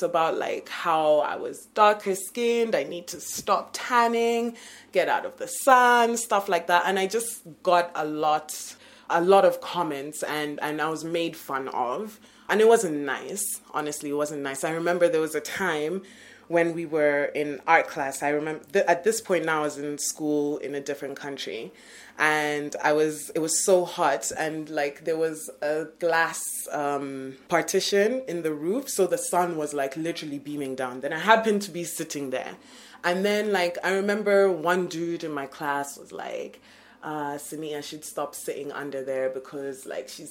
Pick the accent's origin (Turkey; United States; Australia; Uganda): Uganda; now in Kenya; I'm from Uganda